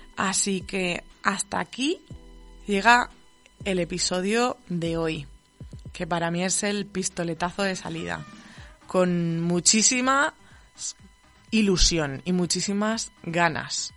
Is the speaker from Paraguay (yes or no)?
no; Spain; no soy de San Sebastián, soy de, por ahí del sur. Eh, entre Murcia y Castilla-La Mancha.